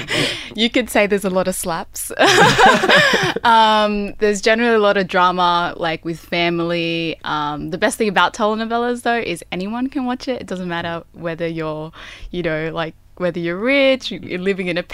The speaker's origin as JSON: {"language": "English", "town": "Sydney", "region": "New South Wales", "country": "Australia", "said": "I'm from Mount Druitt"}